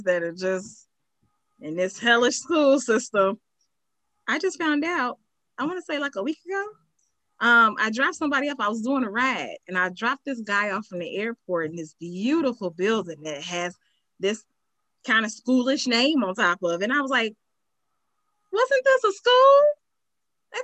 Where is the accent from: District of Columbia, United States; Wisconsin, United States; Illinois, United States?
Illinois, United States; Chicago; I grew up on the southeast side of Chicago